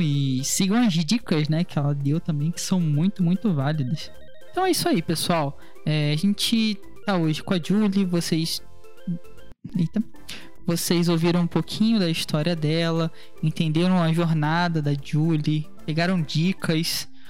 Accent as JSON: {"language": "Portuguese", "region": "Rio de Janeiro", "country": "Brazil", "said": "conversando com uma conterrânea carioca"}